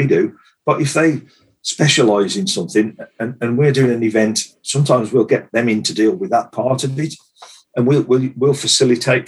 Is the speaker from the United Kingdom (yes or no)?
yes; Cannock Chase, West Midlands, United Kingdom; moved away as an adult; now in Shropshire, United Kingdom; I'm from Cannock Chase area. I've been living in this area for like 30 years or so.